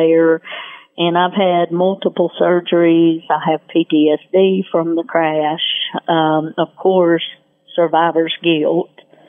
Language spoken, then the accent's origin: English; Western North Carolina, United States; We're from Western North Carolina